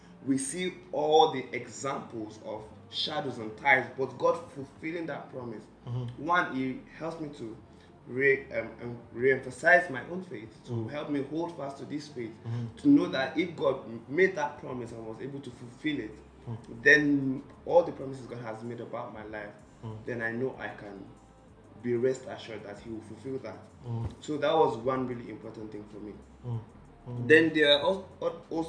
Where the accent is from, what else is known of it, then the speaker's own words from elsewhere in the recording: Nigeria; I'm Nigerian